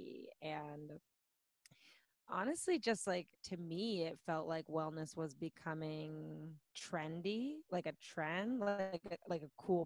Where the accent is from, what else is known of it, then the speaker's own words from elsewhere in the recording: Orange County, California, United States; I was born and raised in Orange County